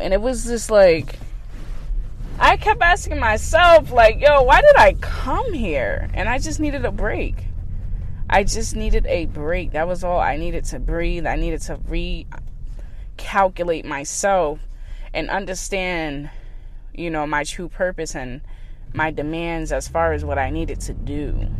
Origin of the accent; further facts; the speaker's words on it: California, United States; now in Massachusetts, United States; And, you know, I came from California all the way to Massachusetts.